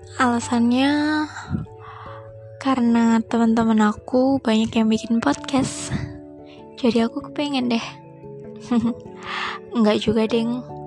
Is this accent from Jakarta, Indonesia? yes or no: no; Surabaya, East Java, Indonesia; aku orang Surabaya